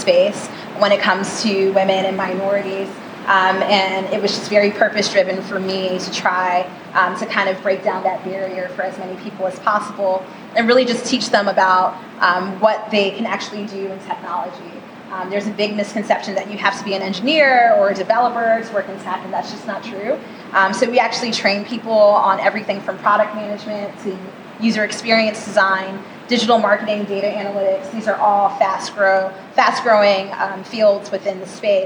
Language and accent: English; Greenville, North Carolina, United States; moved away as an adult; now in New York, United States; I'm from North Carolina. I grew up in Greenville.